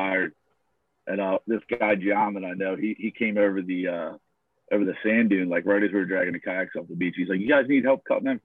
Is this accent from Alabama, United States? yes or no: no; Villas, New Jersey, United States; I grew up over in the Villas